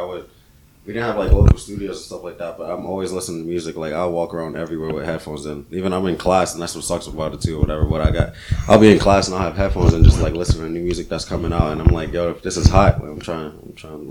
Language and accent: English; Virginia, United States; born or raised there; also born or lived in Brooklyn, New York